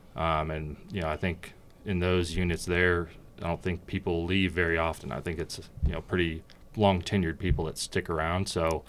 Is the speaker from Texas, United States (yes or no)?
no; Portland, Oregon, United States; moved away as an adult; also born or lived in California; Born in California, but very quickly moved to Oregon. Um, grew up there almost my entire life